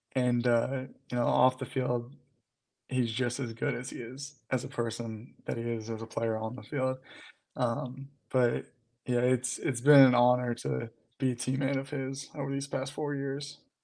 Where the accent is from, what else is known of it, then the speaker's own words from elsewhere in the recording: Louisville, Kentucky, United States; I'm from Louisville